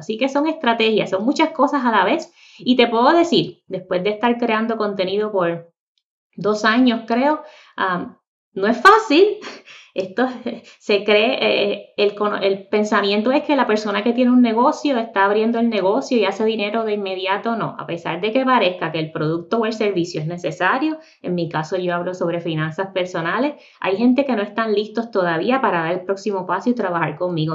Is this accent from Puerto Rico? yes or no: yes; Puerto Rico; moved away as an adult; also born or lived in Miami, Florida; now in North Carolina, United States; soy nacida y criada en Puerto Rico.